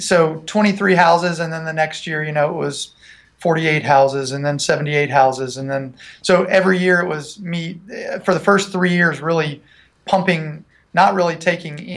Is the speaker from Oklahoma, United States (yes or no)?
no; Franklin, Tennessee, United States; also born or lived in Nashville, Tennessee; I'm originally from Nashville, actually from Franklin, Tennessee